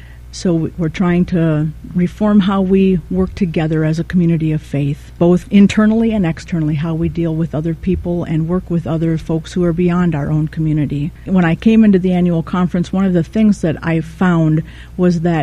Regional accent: Rhinelander, Wisconsin, United States; also born or lived in River Falls, Wisconsin; I was born and raised in Rhinelander, Wisconsin

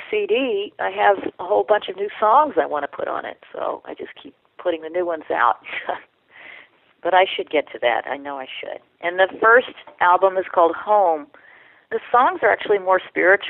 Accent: Atlanta, Georgia, United States; moved away as an adult; now in Arcata, United States; I was born in Georgia, in Atlanta, Georgia

